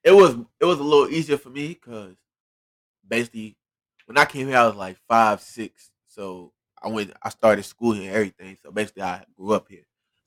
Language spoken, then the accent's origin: English; Liberia; also born or lived in Sierra Leone; Look, I was born in Freetown, Sierra Leone, but I'm Liberian.